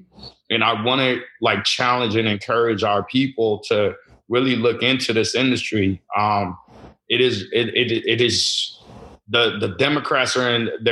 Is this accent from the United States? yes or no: yes; Chicago, Illinois, United States; also born or lived in Lagos, Nigeria; Yeah, I came from Lagos, Nigeria. I moved to Chicago, Illinois at the age of 5